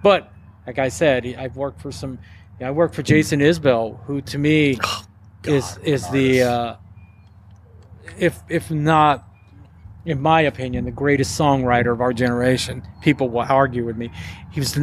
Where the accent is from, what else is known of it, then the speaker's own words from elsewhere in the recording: Denton, Texas, United States; also born or lived in Corsicana, Texas; Denton is really my hometown. Mm-hmm. I grew up in Corsicana, but I moved here very early.